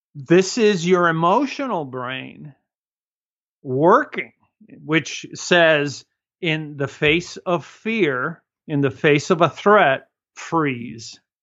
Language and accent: English; Cuba; moved away